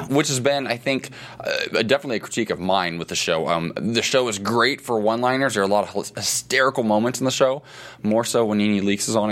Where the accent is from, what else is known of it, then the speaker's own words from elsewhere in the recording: Ohio, United States; moved away as an adult; now in Los Angeles, United States; somebody from the Midwest mm-hmm. where I grew up.